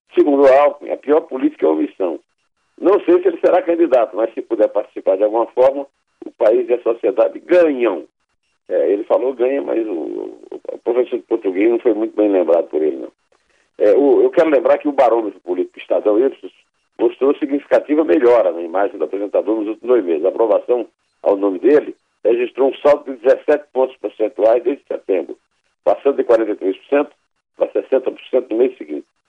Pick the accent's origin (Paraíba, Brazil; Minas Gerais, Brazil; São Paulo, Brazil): Paraíba, Brazil; Campina Grande; na minha adolescência em Campina Grande